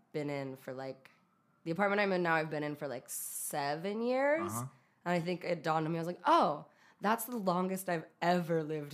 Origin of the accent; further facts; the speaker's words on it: California, United States; also born or lived in Utah; So it's like, I was born in Southern California. He worked at a station there. Then, like, at a certain point, we moved to Utah. Then we moved back to California to, like, the Bay Area